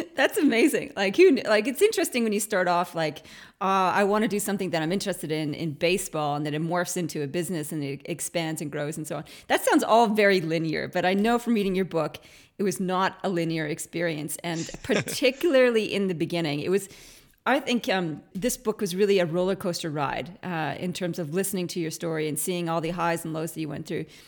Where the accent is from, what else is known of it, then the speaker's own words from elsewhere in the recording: Canada; now in Australia; being a Canadian who went to Australia